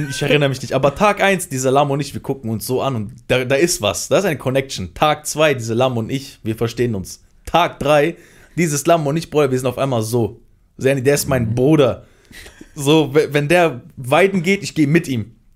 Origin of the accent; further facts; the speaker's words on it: North, Iraq; Ich bin Kurde, ich komme aus dem, aus dem Irak, im Norden so.